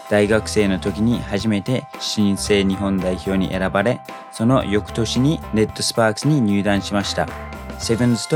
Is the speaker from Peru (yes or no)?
no; New Zealand; now in Japan; 僕の母国ニュージーランド